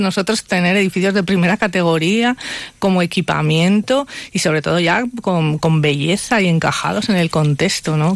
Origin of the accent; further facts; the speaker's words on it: Palencia, Castile and León, Spain; una banderada de mi tierra, de Palencia